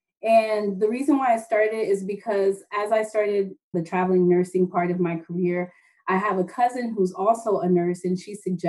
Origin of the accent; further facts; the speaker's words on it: Southwest Florida, United States; I was born in Southwest Florida.